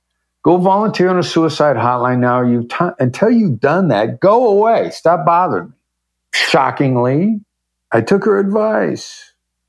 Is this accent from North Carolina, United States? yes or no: no; Iowa, United States; moved away as an adult; I grew up in Iowa.